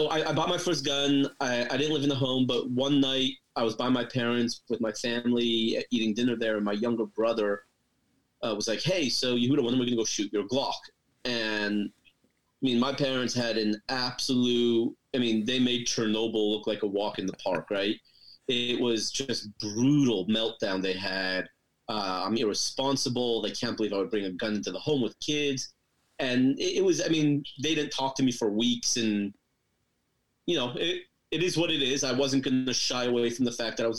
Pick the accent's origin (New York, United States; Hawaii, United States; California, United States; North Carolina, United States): California, United States; Los Angeles; moved away as an adult; now in Texas, United States; I grew up in Los Angeles, moved to Texas 6 years ago